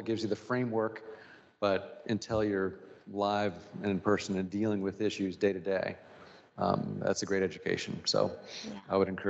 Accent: Springfield, United States; Listen, I grew up super privileged, right? My dad had a great job.

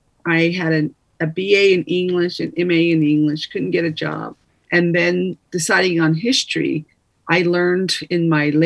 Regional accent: Navajo Nation, United States; I come from the Navajo Nation. Public school education is, not the best.

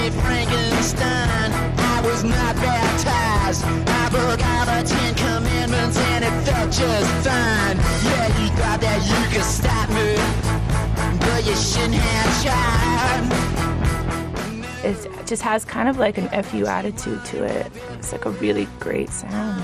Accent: the South, United States; now in Atlanta, United States; we're from the South

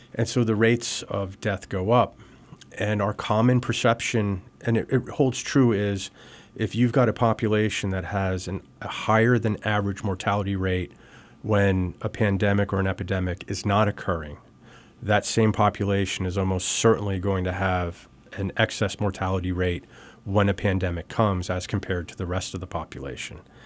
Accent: United States; also born or lived in Libertyville, Illinois; Born originally just outside of Chicago in Libertyville, but moved back to this area. My parents are from South Jersey and Philadelphia. So we moved back to this area when I was about a month old

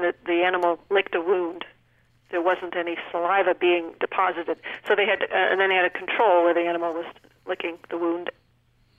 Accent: New Hampshire, United States; moved away; when I was a child in New Hampshire, no ethnic cuisine whatsoever. Now you go back to my hometown

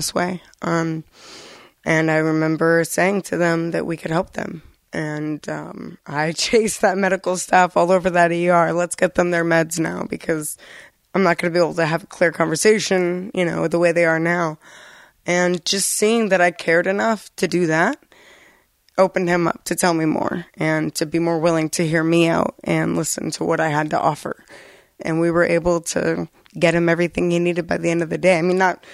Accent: Florida, United States; moved away as an adult; now in Vermont, United States; I'm from Florida, where they don't have a lot available for recovery, period.

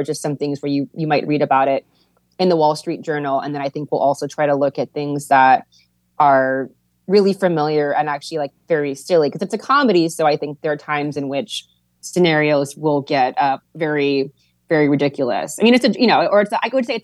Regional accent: Hawaii, United States; being from Hawaii, it's like different than being, I don't know, more traditionally American.

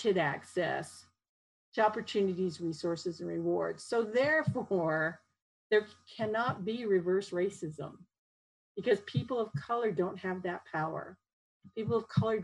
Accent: Japan; now in Utah, United States; my parents, who are Japanese, we immigrated from Japan. I was born in Japan, came over

